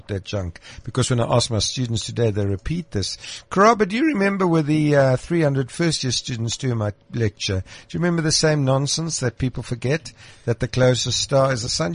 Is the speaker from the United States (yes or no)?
no; Krugersdorp, Gauteng, South Africa; I was born in Krugersdorp, which is now Mohali City.